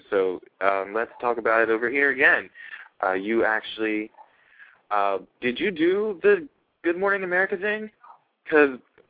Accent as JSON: {"language": "English", "region": "New Jersey", "country": "United States", "said": "I should know because I am from Jersey."}